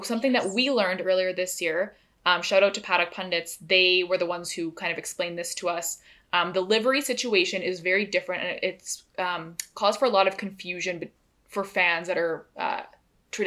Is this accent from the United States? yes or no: no; Canada; As a Canadian